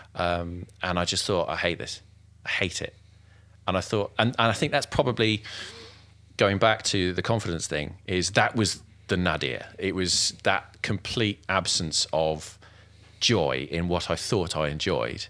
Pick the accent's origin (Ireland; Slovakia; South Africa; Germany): Germany; now in United Kingdom; I was born in Germany.